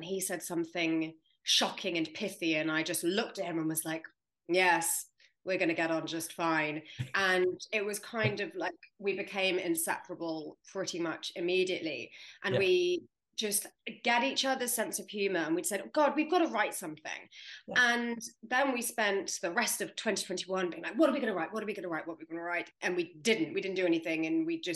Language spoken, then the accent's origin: English; London, United Kingdom; I'm from London